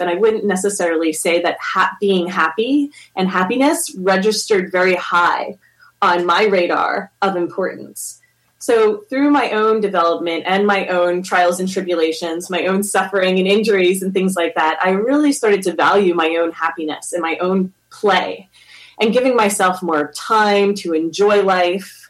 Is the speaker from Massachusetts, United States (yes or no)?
no; Philadelphia, Pennsylvania, United States; moved away; where I grew up in Philadelphia, it wasn't like very popular to even do yoga or to meditate.